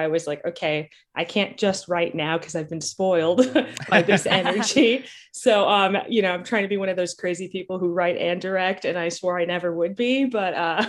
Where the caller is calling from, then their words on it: North Hollywood, California, United States; North Hollywood, California.